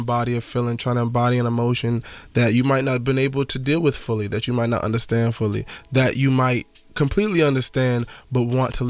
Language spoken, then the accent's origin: English; Jamaica; Just being Jamaican and knowing the culture that I come from, knowing the weight that's on my shoulders, sometimes it makes me feel like Atlas.